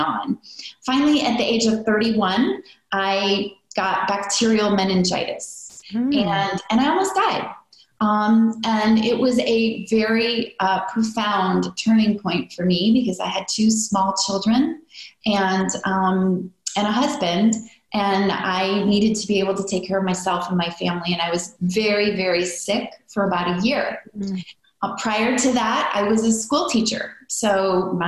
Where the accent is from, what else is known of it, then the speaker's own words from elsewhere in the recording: near Chicago, Midwest, United States; I grew up in the Midwest